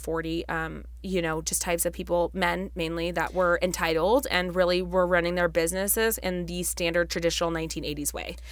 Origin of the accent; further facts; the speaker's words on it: Las Vegas, Nevada, United States; we actually were born and raised in Las Vegas, Nevada.